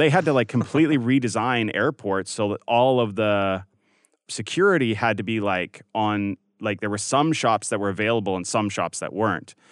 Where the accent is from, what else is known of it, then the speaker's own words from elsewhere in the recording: Canada; now in United States; growing up in Canada